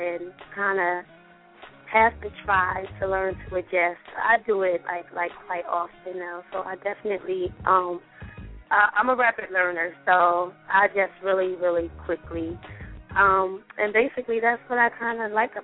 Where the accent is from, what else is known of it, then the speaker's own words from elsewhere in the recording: Chester, Pennsylvania, United States; I actually grew up in Chester, Pennsylvania